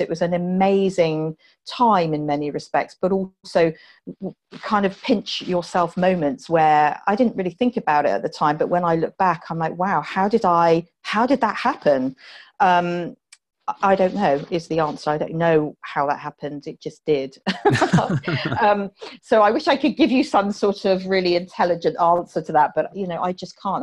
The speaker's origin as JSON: {"language": "English", "town": "Poole", "region": "South West England", "country": "United Kingdom", "tie": "born or raised there", "moved": "yes", "said": "I grew up in Poole in Dorset, just outside Poole in Dorset"}